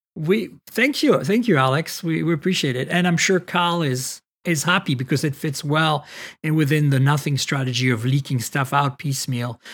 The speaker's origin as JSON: {"language": "English", "country": "France", "tie": "born or raised there", "moved": "yes", "said": "Growing up in France"}